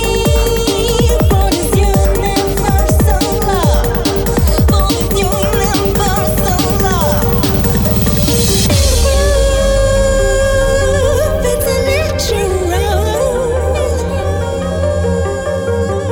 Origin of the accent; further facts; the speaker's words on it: Southampton, South East England, United Kingdom; my hometown, Southampton.